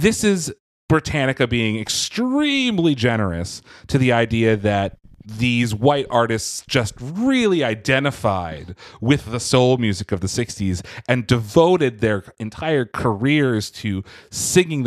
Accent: Philadelphia, Pennsylvania, United States; which is my hometown area

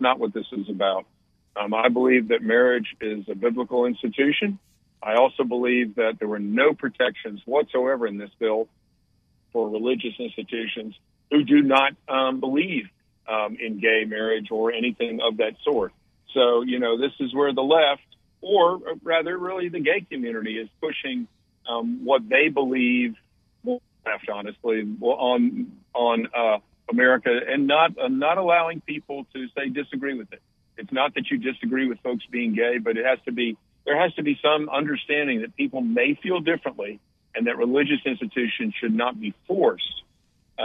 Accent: Raleigh, North Carolina, United States; I grew up in Raleigh and read the News and Observer every day when I was growing up

